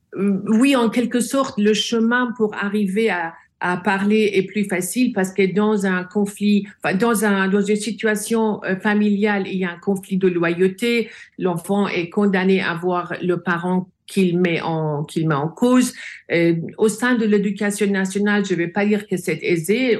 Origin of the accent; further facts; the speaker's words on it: France; j'ai grandi en France. La France est mon second pays.